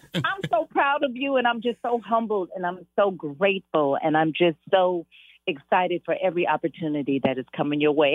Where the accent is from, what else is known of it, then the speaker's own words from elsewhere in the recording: Los Angeles, California, United States; I was born and raised in South Central mm-hmm.